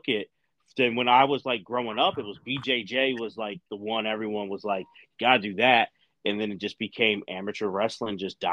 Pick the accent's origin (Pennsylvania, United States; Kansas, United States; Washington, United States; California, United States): Pennsylvania, United States; Philadelphia; I'm like right outside of Philadelphia. Like I'm from Philly, but live in that side